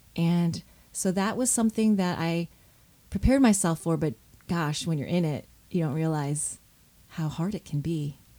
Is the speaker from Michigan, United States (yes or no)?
yes; Southfield, Michigan, United States; I was born in Michigan, in Southfield, Michigan, and we lived near, in a suburb of Detroit